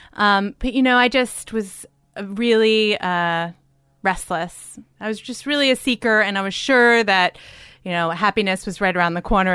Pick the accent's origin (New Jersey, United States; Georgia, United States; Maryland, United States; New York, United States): New Jersey, United States; Livingston; moved away; I grew up in Jersey.